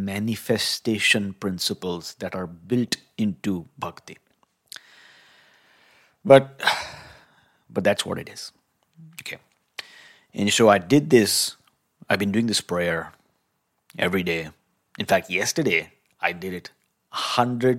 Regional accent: India; growing up in India

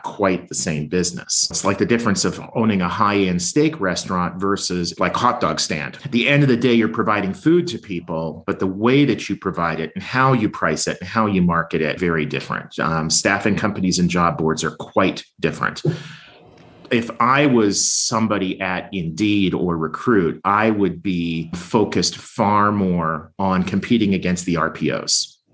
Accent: Winnipeg, Manitoba, Canada; moved away; I grew up in Winnipeg

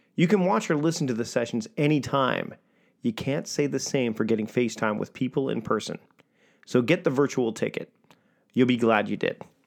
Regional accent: Victoria, British Columbia, Canada; my hometown of Victoria, B C, Canada

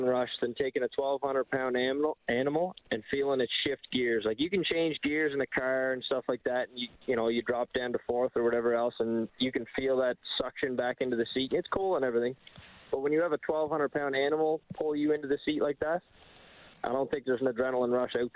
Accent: Cape Breton Island, Nova Scotia, Canada; now in Alberta, Canada; I grew up in Nova Scotia in Cape Breton Island.

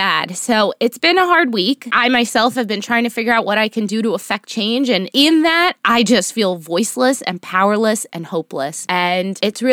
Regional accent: Miami, Florida, United States; also born or lived in New York City / Los Angeles; now in New Jersey, United States; I'm originally from Miami, which is Florida

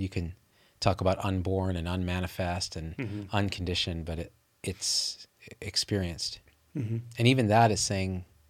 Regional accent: Manitoba, Canada; I'm from Manitoba. You may have heard of it.

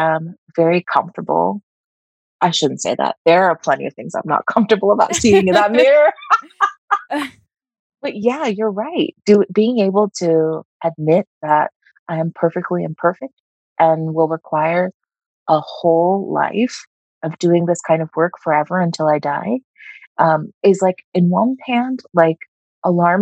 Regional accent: United States; As an Indian American who was part of the diaspora, who has some family in the U.S.

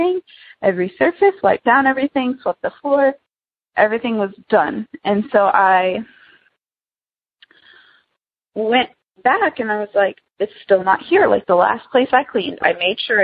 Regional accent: United States; moved away as an adult; now in Wichita, United States; I go to school in Wichita, but my hometown is about an hour away from Branson

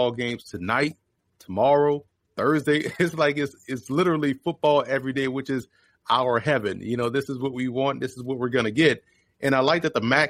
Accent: New Orleans, Louisiana, United States; I grew up in the Ninth Ward, which is located around Pontchartrain Park and the Gentilly area.

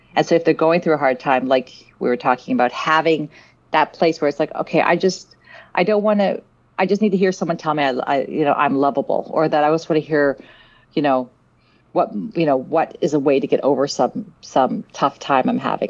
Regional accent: Vancouver, British Columbia, Canada; also born or lived in South Africa; I grew up in Vancouver, in Canada, and um, I'm originally from South Africa

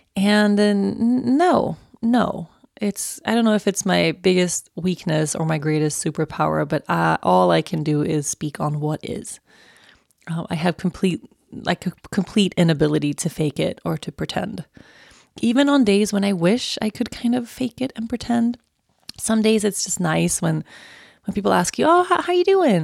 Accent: Uppsala, Uppsala County, Sweden; I was born in Uppsala and I've lived in a bunch of different places in Uppsala

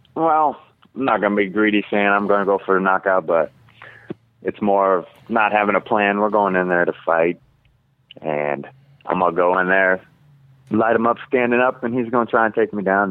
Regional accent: Alaska, United States; now in Vancouver, United States; Vancouver, Washington. I'm from Alaska

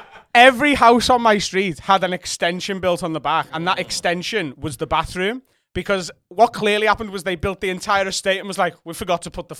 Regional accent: Liverpool, North West England, United Kingdom; I grew up on a council estate in Liverpool. So a council estate is, I would say, a ghetto.

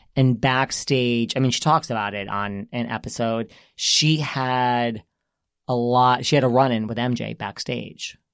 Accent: New York, United States; this is where we're from

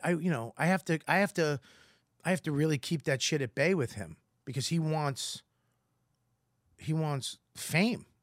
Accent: Boston, Massachusetts, United States; accent: Boston; I'm Irish from Boston

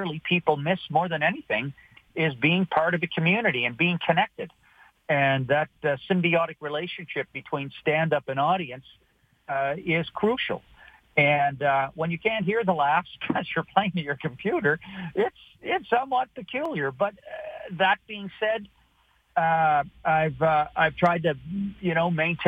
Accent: Halifax, Nova Scotia, Canada; moved away as an adult; also born or lived in Glace Bay, Nova Scotia / Toronto / Los Angeles; I was born in Glace Bay, lived there till I was nine. Then I was raised in Halifax

